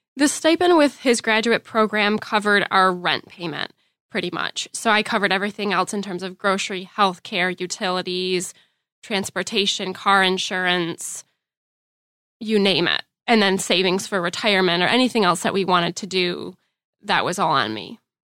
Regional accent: Grand Rapids, Michigan, United States; I'm from Grand Rapids, Michigan

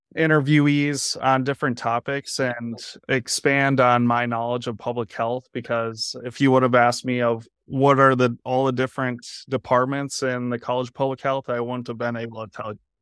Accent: United States; moved away as an adult; now in Iowa City, United States; originally I'm from Minnesota, Wisconsin

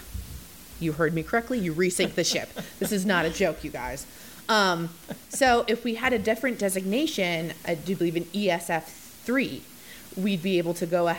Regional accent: Minnesota, United States; moved away; I'm from Minnesota

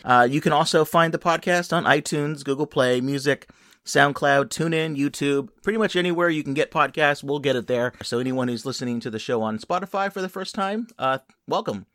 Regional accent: Los Angeles, California, United States; a station that I grew up with in Los Angeles

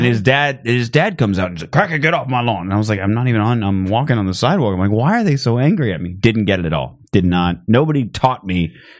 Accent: Phoenix, Arizona, United States; I'm from Phoenix. There's not a lot of trees.

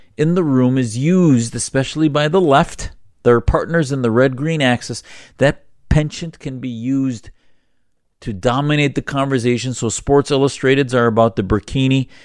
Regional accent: Upper Midwest, United States; As the son of Syrian immigrants who escaped persecution in Syria in the sixties, I was born in the Upper Midwest

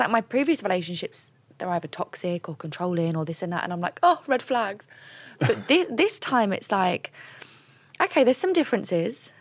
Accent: London, United Kingdom; I'm from London.

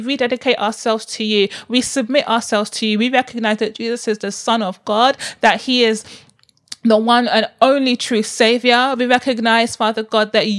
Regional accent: Nigeria; I'm so Igbo. I'm so Nigerian

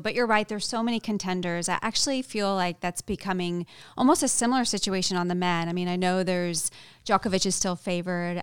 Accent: New England, United States; I grew up not far from there. I'm from New England

